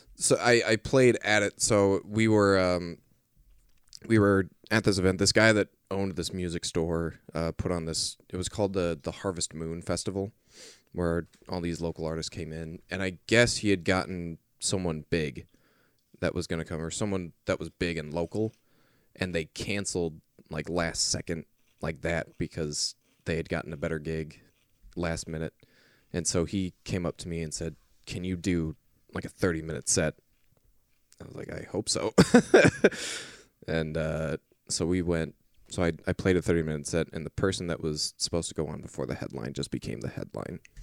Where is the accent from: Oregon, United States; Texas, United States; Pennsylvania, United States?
Oregon, United States; Portland; where we kinda grew up